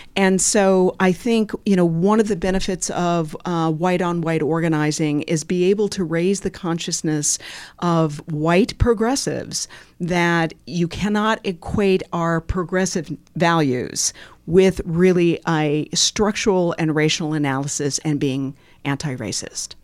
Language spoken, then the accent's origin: English; Bloomington, Indiana, United States; moved away as an adult; also born or lived in Washington, D.C.; And Bloomington is my hometown, so I was born and raised here